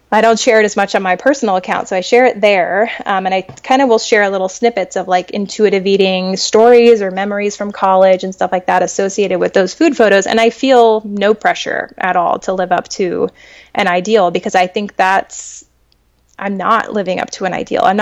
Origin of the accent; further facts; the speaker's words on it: New Mexico, United States; like, I'm from Northwest New Mexico.